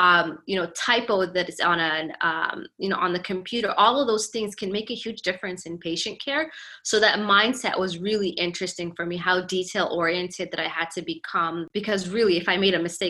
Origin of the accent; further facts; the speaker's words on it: Canada; also born or lived in Somalia; now in United States; I grew up in Canada, which is, I mean, to me growing up there, it wasn't bad.